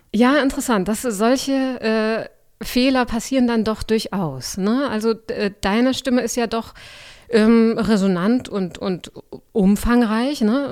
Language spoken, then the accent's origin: German; Augsburg, Bavaria, Germany; also born or lived in Leipzig / Halle; now in Berlin, Germany; Ich bin aufgewachsen in Augsburg, aber studiert habe ich nicht dort